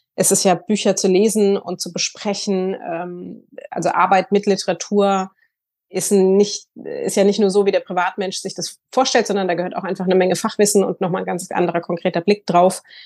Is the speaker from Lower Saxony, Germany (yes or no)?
no; Hamburg, Germany; also born or lived in Sylt; ich komme aus Hamburg, lebe in Hamburg und Sylt